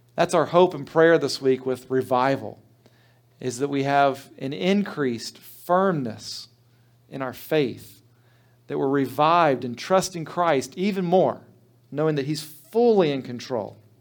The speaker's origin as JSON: {"language": "English", "town": "Trotwood", "region": "Ohio", "country": "United States", "tie": "born or raised there", "said": "I grew up in Trotwood Church of the Brethren"}